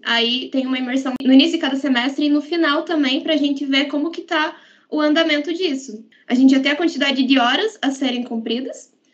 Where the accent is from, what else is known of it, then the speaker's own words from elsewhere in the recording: Guarapuava, Paraná, Brazil; moved away as an adult; now in Ponta Grossa, Brazil; eu sou de Guarapuava, no Paraná